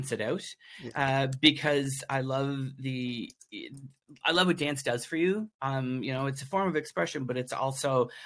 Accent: New Brunswick, Canada; also born or lived in Toronto; now in Nova Scotia, Canada; I'm originally from New Brunswick. Okay. That's where I grew up

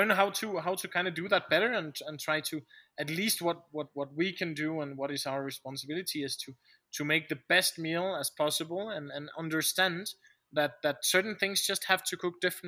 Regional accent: Denmark; moved away as an adult; now in Bolivia; Denmark is my home country, but my home is in Bolivia.

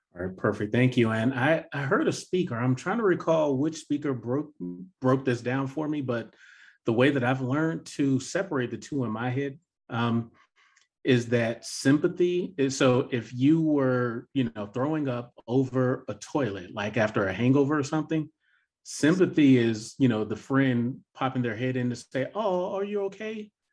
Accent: the South, United States; being born and raised in the South

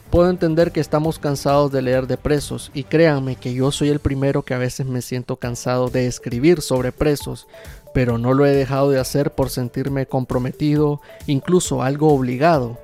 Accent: Nicaragua; como nicaragüense

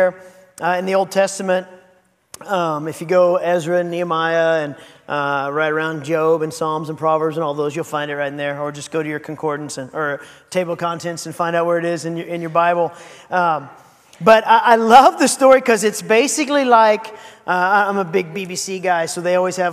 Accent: Seguin, Texas, United States; moved away; also born or lived in San Marcos, Texas; I grew up in Seguin

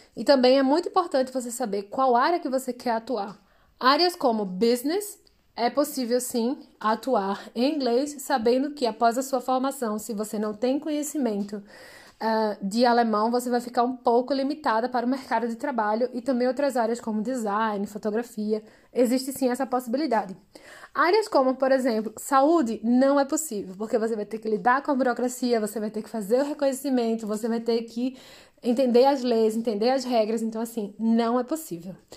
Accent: Brazil; somos brasileiros, temos outro tipo de diploma

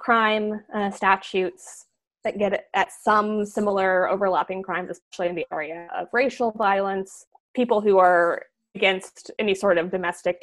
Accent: Nebraska, United States; moved away; I'm from Nebraska originally

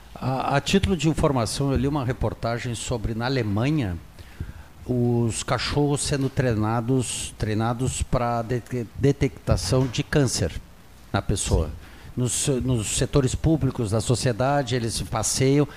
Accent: Pelotas, Rio Grande do Sul, Brazil; moved away as an adult; quando eu saí de Pelotas há 40 anos atrás, eu trabalhava durante a madrugada ali numa loja de conveniência que nós tínhamos

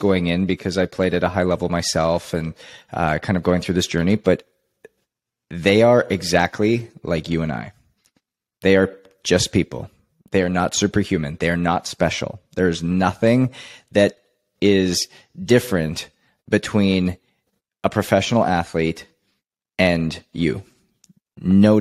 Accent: Canada; I was born and raised in Canada

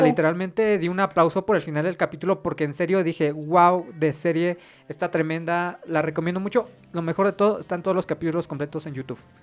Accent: Mexico; Como mexicanos

